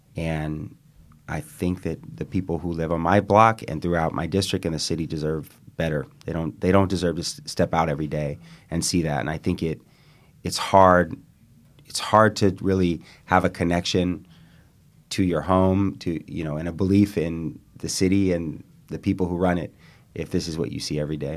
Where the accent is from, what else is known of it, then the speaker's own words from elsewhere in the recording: East Bay, California, United States; now in San Francisco, United States; I grew up in the East Bay, a couple blocks from Gordo's on Solano Avenue